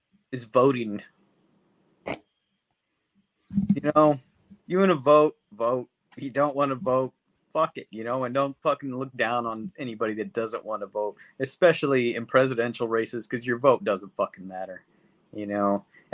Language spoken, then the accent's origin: English; United States; I'm an American.